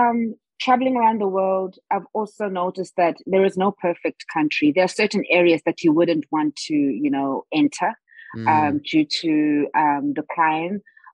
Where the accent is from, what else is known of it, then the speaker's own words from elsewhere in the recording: Durban, KwaZulu-Natal, South Africa; first language Zulu; English is a second language; moved away as an adult; growing up in Durban, I think that's the reason why I felt so comfortable being in Auckland in New Zealand, because it's by the beach. But Durban is very relaxed. It's not a city that's kind of busy like in Johannesburg